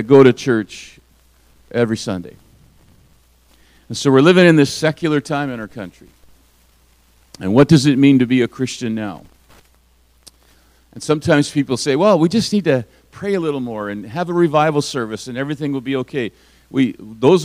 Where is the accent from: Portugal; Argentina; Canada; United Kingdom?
Canada; Alberta; I grew up in Alberta, and in my first and second grade years, in the 1960s, we would start every morning with the Lord's Prayer